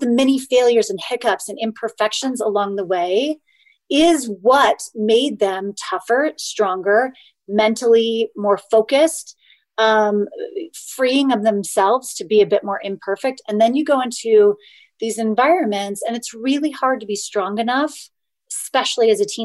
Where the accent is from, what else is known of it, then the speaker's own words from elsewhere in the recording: just outside of Sacramento, Northern California, United States; I was born and raised in Northern California